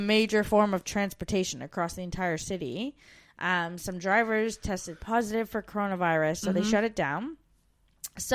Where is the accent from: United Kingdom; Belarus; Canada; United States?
Canada; moved away